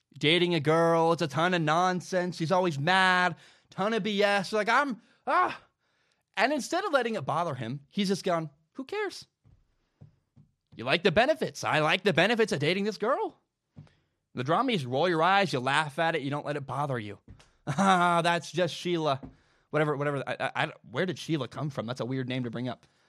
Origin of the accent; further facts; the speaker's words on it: Pacific Northwest, United States; I grew up in the Pacific Northwest